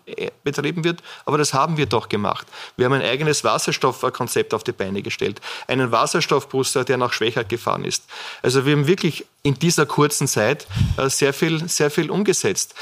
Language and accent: German; Burgenland, Austria; als Burgenländer